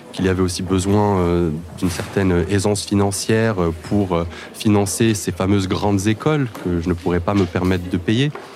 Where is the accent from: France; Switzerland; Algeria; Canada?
France; Clichy, Île-de-France; also born or lived in Paris; now in Mantes-la-Jolie, France; je suis né à Paris, j'ai grandi à Clichy-la-Garenne. J'habite aujourd'hui à Mantes-la-Jolie.